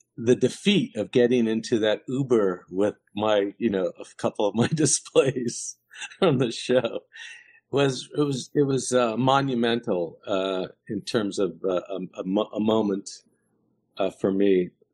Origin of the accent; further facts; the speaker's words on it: New York City, New York, United States; I grew up in New York